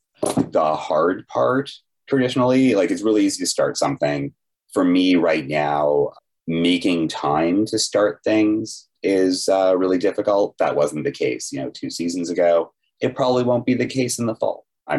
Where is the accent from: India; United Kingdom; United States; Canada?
Canada; And of course, as a Canadian, I had to learn French.